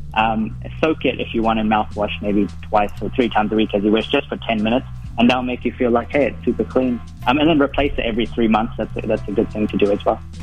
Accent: Auckland, New Zealand; I'm from Auckland

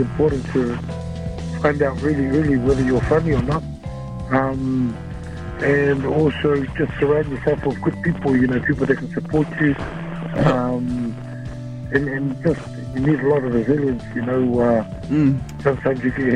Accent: Wellington, New Zealand; I finish off with a show in my hometown, Wellington

